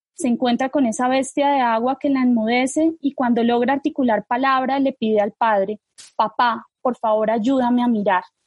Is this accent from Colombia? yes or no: yes; Colombia